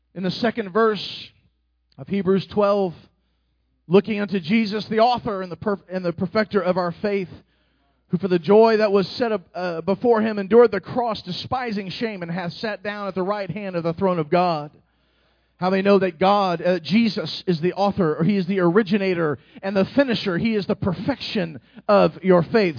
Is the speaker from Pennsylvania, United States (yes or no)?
no; Indianapolis, Indiana, United States; moved away; I'm from Indianapolis